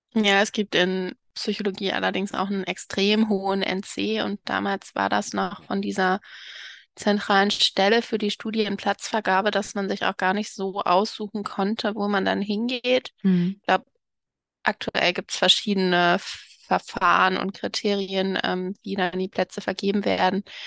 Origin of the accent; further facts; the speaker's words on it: Cologne, North Rhine-Westphalia, Germany; moved away as an adult; also born or lived in Dresden / Potsdam; ich bin übrigens in Köln geboren, das sollte ich noch ergänzen, und auch aufgewachsen